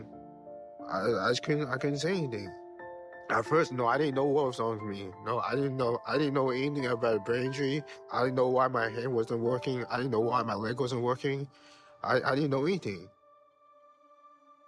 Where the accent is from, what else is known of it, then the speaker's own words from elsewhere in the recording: Houston, Texas, United States; moved away as an adult; also born or lived in Nigeria; I was born and raised in Houston, Texas. That's where I grew up playing tennis